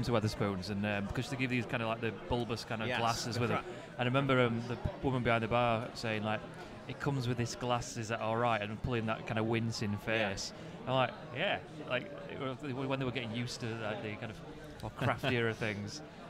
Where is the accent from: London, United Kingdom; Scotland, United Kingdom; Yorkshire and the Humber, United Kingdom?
Yorkshire and the Humber, United Kingdom; Wath-upon-Dearne; I'm from Wath as well